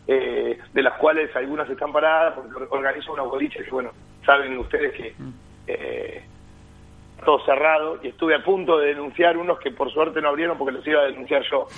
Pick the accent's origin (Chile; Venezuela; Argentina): Argentina; los argentinos somos así, como argentinos tenemos muchas cosas lindas